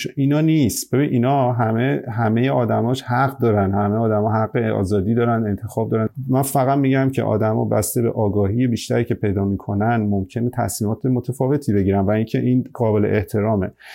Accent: Iran; now in Australia

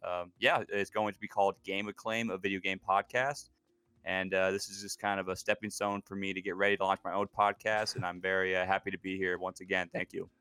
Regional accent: Pacific Northwest, United States; also born or lived in Seattle, Washington; I was born and raised in the Pacific Northwest. Uh, I'm still living here currently in Seattle, Washington

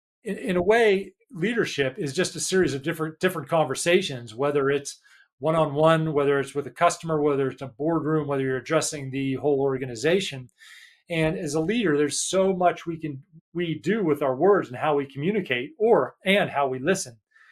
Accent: United States; now in United Kingdom; And I'm American, living in the UK, like David said.

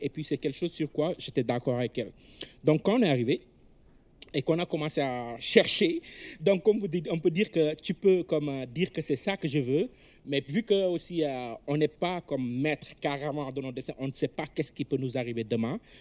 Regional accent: Senegal; moved away as an adult; now in Canada; la vie sociale qu'on a chez nous au Sénégal

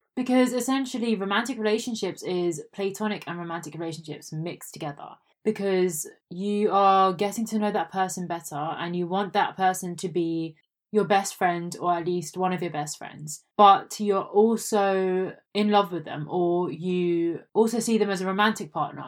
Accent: India; I am an Indian

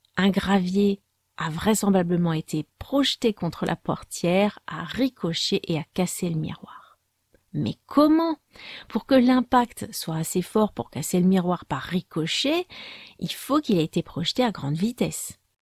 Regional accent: France; je suis française

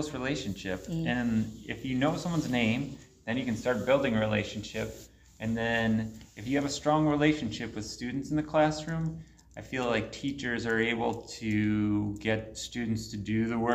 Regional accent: suburbs of Chicago, Illinois, United States; now in Anchorage, United States; I graduated from a high school in the suburbs of Chicago, York Community High School

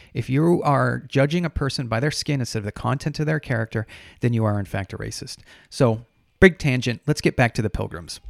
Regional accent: United States

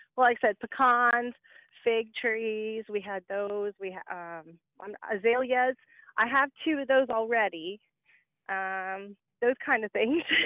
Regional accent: Warner Robins, Georgia, United States; now in Indiana, United States; I'm originally from Georgia. I was born in Warner Robins

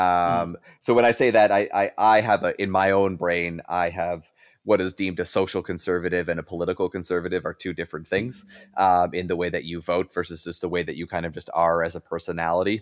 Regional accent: Canada; moved away as an adult; now in Buffalo, United States; as a Canadian citizen, even though I live in the United States

